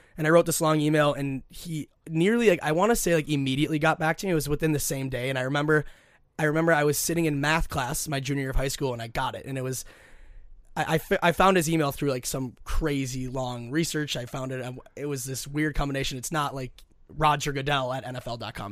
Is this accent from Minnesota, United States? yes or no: yes; Minnetonka, Minnesota, United States; I'm born and raised in Minnesota, went to Minnetonka High School